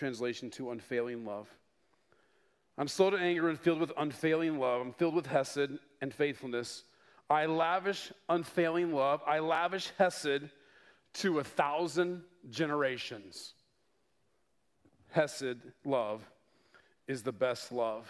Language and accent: English; Denver, Colorado, United States; moved away; I was born and raised in Denver, 20 years, and I grew to love the Denver Broncos.